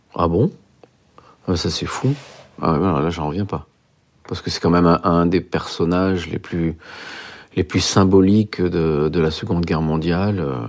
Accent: Merle, Auvergne-Rhône-Alpes, France; je suis originaire d'un petit village de la Loire dans lequel il y a une centaine d'habitants, qui s'appelle Merle, dans lequel j'ai passé une grande partie de mon, enfance et mon adolescence

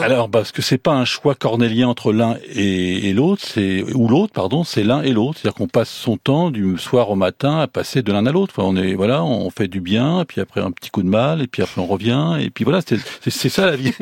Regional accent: the Nord, Hauts-de-France, France; je suis du Nord

